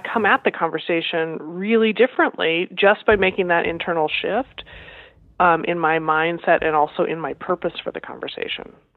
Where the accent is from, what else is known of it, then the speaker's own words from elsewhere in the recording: Iowa and Nebraska, Midwest, United States; moved away as an adult; also born or lived in Los Angeles, California / Massachusetts; I grew up in Iowa and Nebraska.